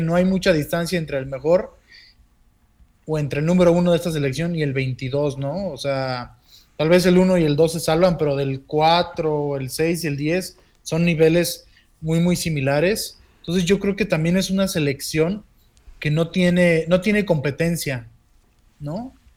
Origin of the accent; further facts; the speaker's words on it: Mexico; así somos los mexicanos